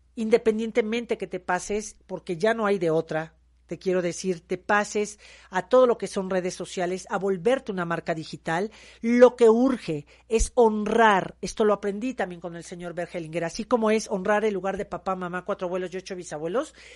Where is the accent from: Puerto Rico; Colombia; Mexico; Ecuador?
Mexico; soy una mujer mexicana